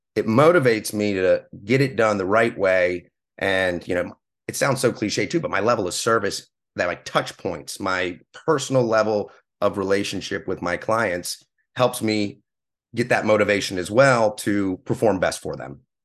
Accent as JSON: {"language": "English", "region": "Pennsylvania", "country": "United States", "tie": "born or raised there", "also_born_or_lived": "Clemson, South Carolina", "moved": "as an adult", "lives_now": "Hilton Head Island, United States", "said": "I'm actually originally from Pennsylvania. I grew up up there, graduated high school"}